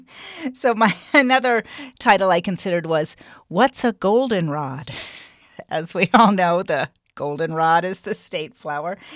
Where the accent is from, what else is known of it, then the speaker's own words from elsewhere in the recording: Minden, United States; the spiritual environment in which I was raised out in Minden